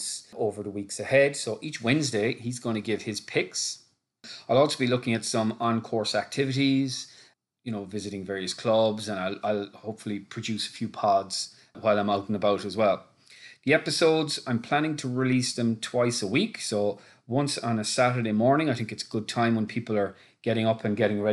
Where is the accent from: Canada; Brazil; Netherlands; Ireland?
Ireland; Cork, Munster; now in Dublin, Ireland; I'm from Cork originally, living in Dublin in Ireland